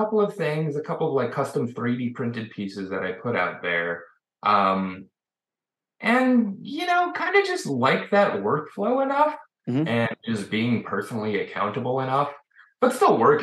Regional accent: Chicago, Illinois, United States; I'm from Chicago

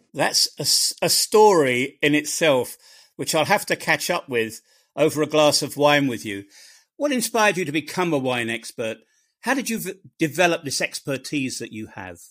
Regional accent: England, United Kingdom; I'm an Englishman

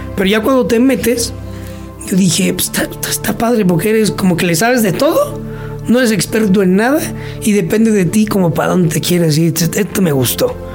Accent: Huichapan, Hidalgo, Mexico; oriundo de Huichapan, en el estado de Hidalgo

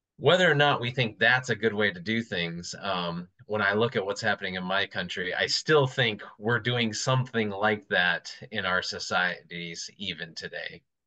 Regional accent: United States; as an American

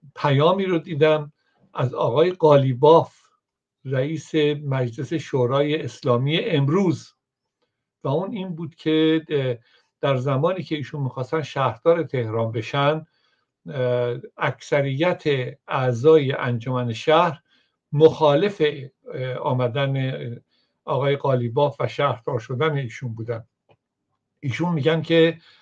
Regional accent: Iran; moved away; من به عنوان یک ایرانی

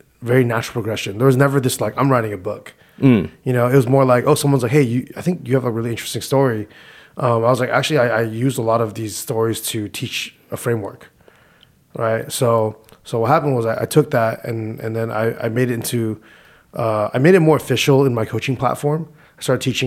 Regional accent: Whittier, California, United States; I was born in Whittier, California

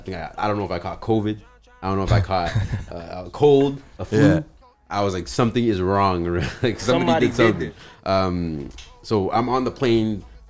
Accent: Canada; I'm Canadian

